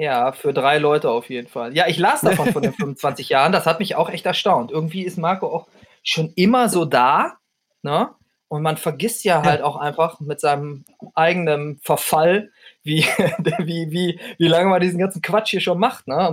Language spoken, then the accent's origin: German; North Rhine-Westphalia, Germany; ich komme ja aus Ostwestfalen